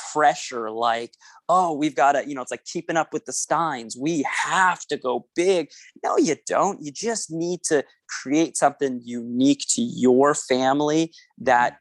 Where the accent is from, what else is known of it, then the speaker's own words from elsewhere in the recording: Winnipeg, Manitoba, Canada; accent: Canadian; I'm from Winnipeg, Manitoba, Canada